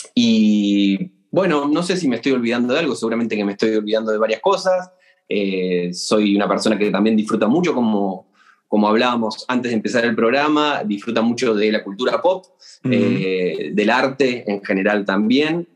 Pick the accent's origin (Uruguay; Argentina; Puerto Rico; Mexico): Argentina; moved away as an adult; also born or lived in Córdoba, Argentina / Siena, Italy; viví en, un pequeño pueblito, casi campo, del interior del interior de Argentina durante buena parte de mi, infancia